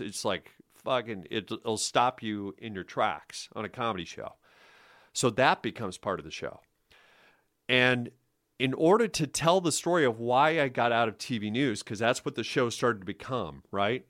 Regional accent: Omaha, Nebraska, United States; moved away as an adult; also born or lived in Kansas; I was born and raised in Omaha, Nebraska, but went to the University of Kansas

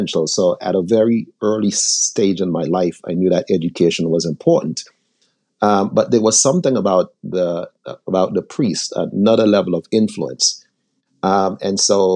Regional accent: St. Vincent & Grenadines; now in United States; I was born in the Caribbean. I was born in a little island called St. Vincent.

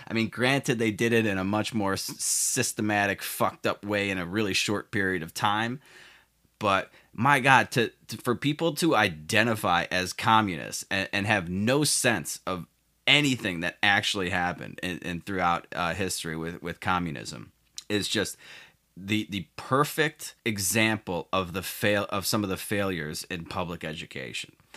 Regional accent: Chicago, Illinois, United States; my home state of Illinois, more specifically Chicago

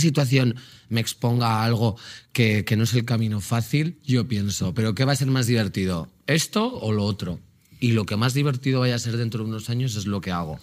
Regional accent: Magaluf, Balearic Islands, Spain; soy de Magaluf

